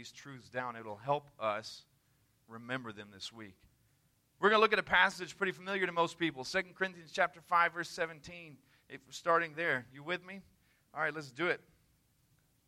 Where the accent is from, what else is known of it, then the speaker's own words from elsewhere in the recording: the South, United States; I'm from the South